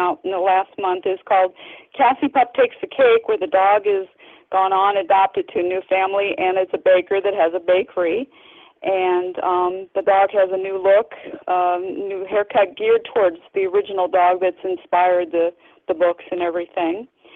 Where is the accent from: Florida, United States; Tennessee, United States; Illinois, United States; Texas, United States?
Illinois, United States; Peoria; now in Rockford, United States; I'm actually from that down by the Peoria area